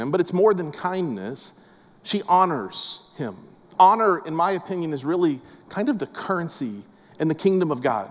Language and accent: English; West Palm Beach, Florida, United States; I grew up in West Palm Beach, South Florida.